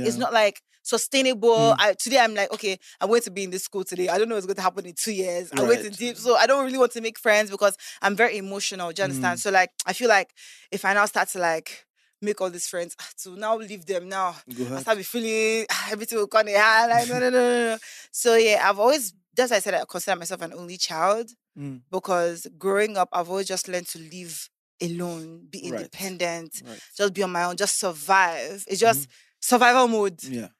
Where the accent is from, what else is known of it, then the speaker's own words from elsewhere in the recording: Lagos, Nigeria; also born or lived in America / Canada; So I actually grew up in Lagos. Very much sophisticated. So that's why sometimes I say I grew up in Lagos, I grew up in America, I grew up in Canada